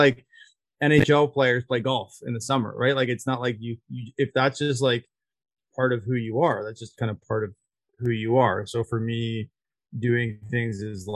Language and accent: English; Barrie, Ontario, Canada; I'm from Barrie, Ontario.